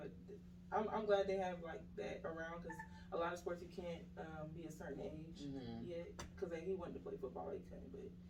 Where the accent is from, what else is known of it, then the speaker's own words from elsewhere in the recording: Atlanta, Georgia, United States; also born or lived in Brooklyn, New York; I'm originally from New York, Brooklyn, New York. Well, I was raised in Atlanta. I moved here when I was like 6 years old. So really, I'm raised here.